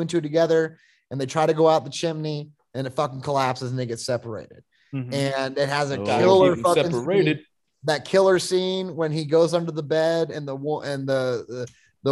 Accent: Florida, United States; I grew up in Florida

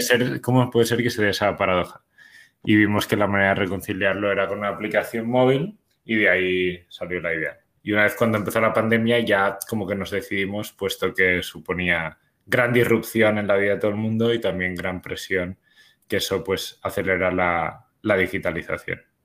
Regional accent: Spain; now in Bogotá, Colombia; somos originariamente de, de España, se habrá notado por, el acento

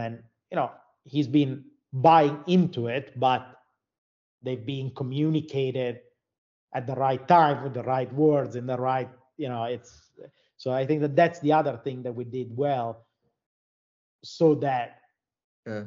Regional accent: Italy; moved away as an adult; also born or lived in Florida, United States / Finland; I'm from Italy.

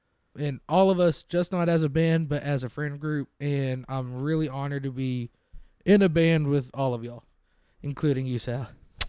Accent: Jacksonville, United States; I'm from Jacksonville.

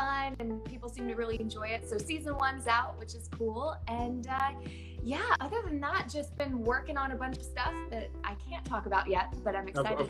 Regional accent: North Carolina, United States; I grew up in North Carolina, so we never had snow on Christmas.

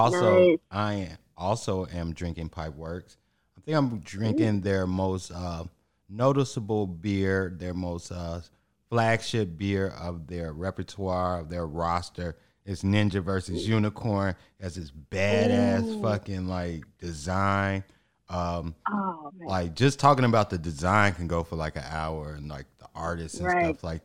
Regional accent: Chicago, Illinois, United States; I'm from Chicago

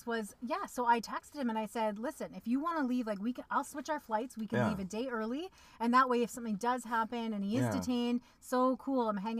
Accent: Canada; When you are a white born Canadian

